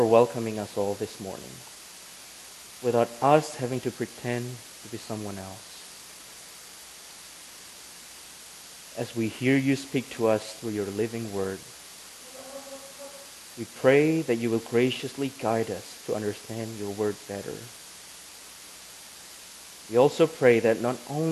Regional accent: Indonesia; moved away as an adult; now in Grand Rapids, United States; I am from Indonesia, but I live in Grand Rapids, Michigan right now

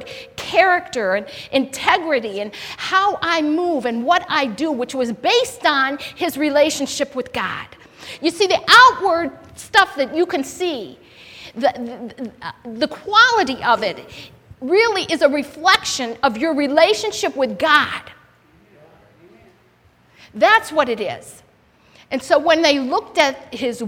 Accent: United States; I'm American

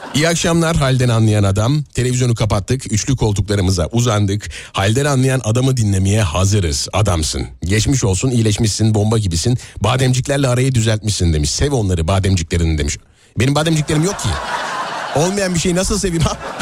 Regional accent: Nazilli, Aydın, Turkey; Nazilli benim memleketim

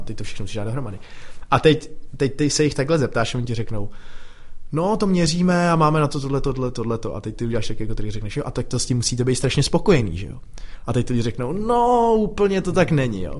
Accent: Czechia; Tady u nás v Čechách

